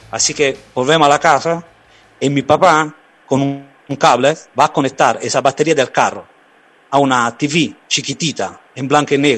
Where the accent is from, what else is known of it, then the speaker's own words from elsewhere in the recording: Naples, Campania, Italy; mucha gente se fue del sur, de mi pueblo, de mi ciudad, de Nápoles también, ah, para buscar algo bueno en Argentina o en América.